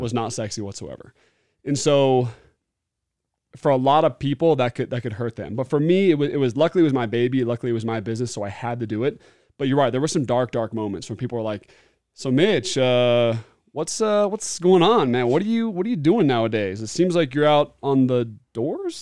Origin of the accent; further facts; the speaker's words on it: Beaverton, Oregon, United States; now in Utah, United States; I grew up in Beaverton, Oregon, loved it